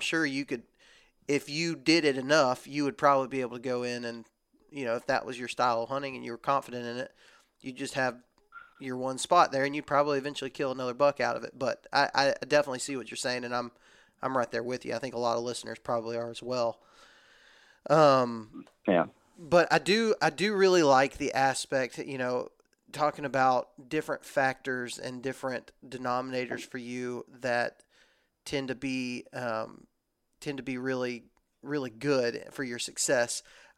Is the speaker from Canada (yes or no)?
no; Texas, United States; born or raised there; now in Alabama, United States